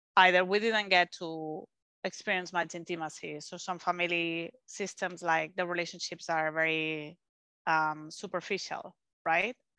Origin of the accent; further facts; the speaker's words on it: Spain; English is a second language; moved away; I'm from Spain